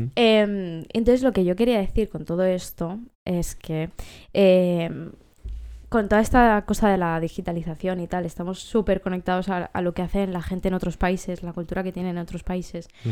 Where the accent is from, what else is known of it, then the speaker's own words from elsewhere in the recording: Catalonia, Spain; somos catalanes